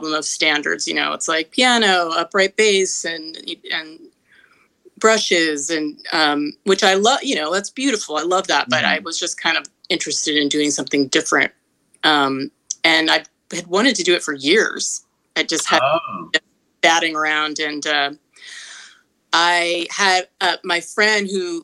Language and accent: English; Berkeley, California, United States; also born or lived in Manhattan, New York; now in Los Angeles, United States; I lived there till I was a little girl and moved to Berkeley, California when I was about 5.